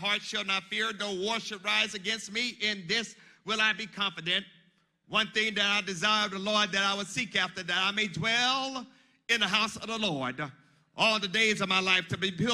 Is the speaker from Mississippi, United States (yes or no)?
yes; Monticello, Mississippi, United States; growing up in Monticello, Mississippi, as a young boy